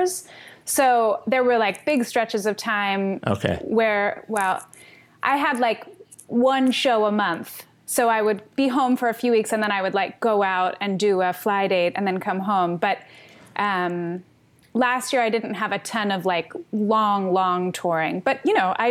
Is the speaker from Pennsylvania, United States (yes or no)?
yes; Philadelphia, Pennsylvania, United States; I grew up in Philadelphia